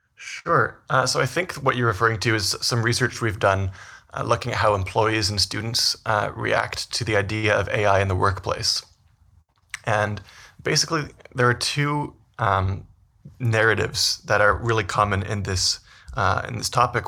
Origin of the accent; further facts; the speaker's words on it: Vancouver, British Columbia, Canada; moved away as an adult; also born or lived in Toronto / New York; now in Edmonton, Canada; so I'm originally from Canada. I grew up in Vancouver